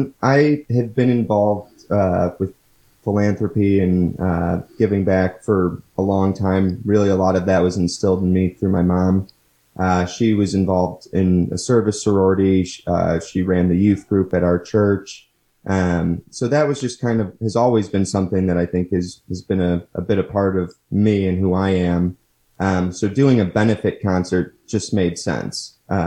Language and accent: English; Munster, Indiana, United States; Yeah, so I grew up in Munster, Indiana, lived there for my entire childhood, attended grade school at St. Thomas More, and then went to high school at Munster High School